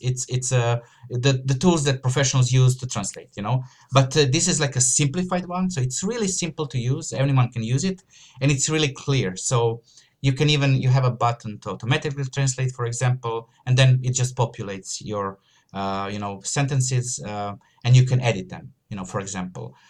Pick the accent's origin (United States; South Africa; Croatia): Croatia; I'm from Croatia, so it's a Slavic, uh, you know, uh, surname.